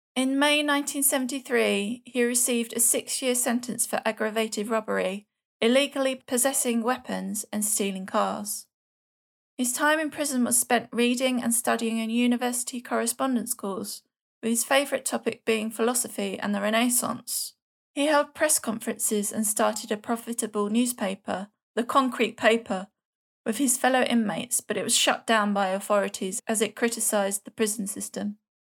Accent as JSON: {"language": "English", "region": "London", "country": "United Kingdom", "accent": "Cockney", "said": "my Swedish Cockney accent"}